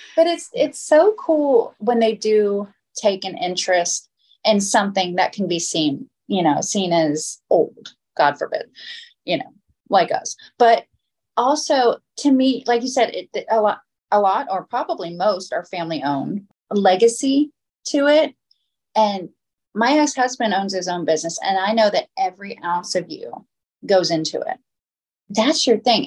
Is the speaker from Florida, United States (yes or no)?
yes; Florida, United States; I grew up in Florida